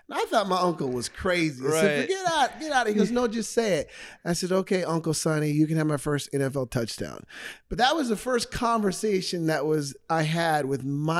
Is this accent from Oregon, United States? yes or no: yes; Portland, Oregon, United States; moved away as an adult; now in Arizona, United States; Born and raised in Portland, Oregon.